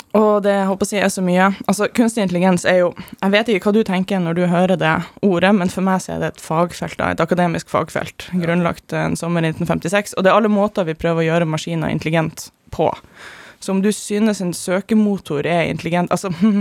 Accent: Germany; moved away; jeg vokste opp i Tyskland

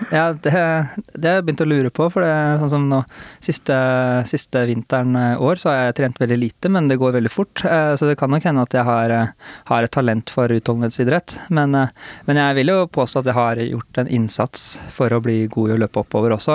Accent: Hurdal, Akershus, Norway; lange grusveier, som, som det finnes mange av i Hurdal, der vi er fra

